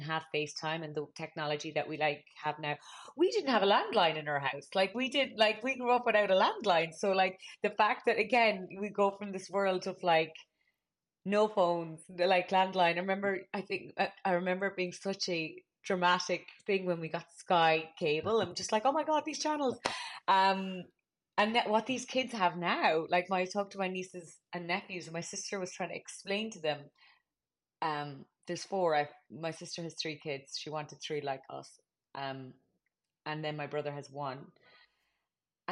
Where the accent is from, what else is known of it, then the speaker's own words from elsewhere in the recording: Cork, Munster, Ireland; moved away as an adult; also born or lived in Dublin, Ireland; now in United States; We always had the Examiner in our house because we're from Cork